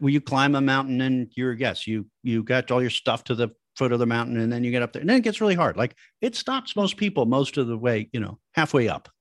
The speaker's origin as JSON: {"language": "English", "region": "Midwest", "country": "United States", "said": "I come from the Midwest back in the seventies, eighties, n, nineties"}